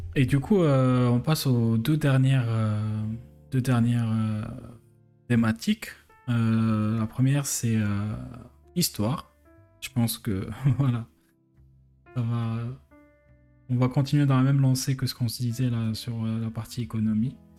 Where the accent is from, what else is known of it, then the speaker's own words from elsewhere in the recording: Algeria; moved away as an adult; now in France; faire ces études-là en Algérie, bah, j'aurais pu rester et développer l'économie du pays, de, mon pays natal